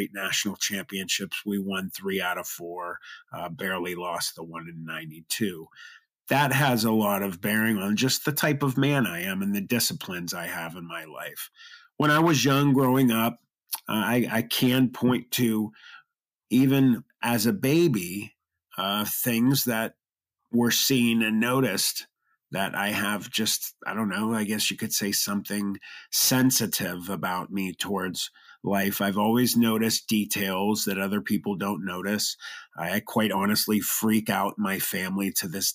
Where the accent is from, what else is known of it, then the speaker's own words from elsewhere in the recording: Youngstown, Ohio, United States; I was born in Youngstown, Ohio.